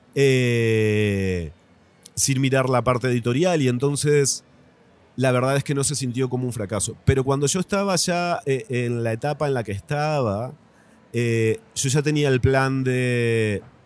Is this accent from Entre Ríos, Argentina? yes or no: yes; Paraná, Entre Ríos, Argentina; moved away as an adult; also born or lived in Rosario, Argentina / Asunción, Paraguay; now in Mexico City, Mexico; yo soy de Paraná también, de, del litoral, de la capital de Entre Ríos.